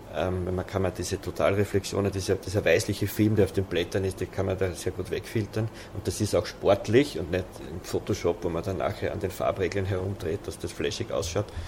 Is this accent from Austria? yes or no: yes; Waldviertel, Lower Austria, Austria; Ich bin im Waldviertel aufgewachsen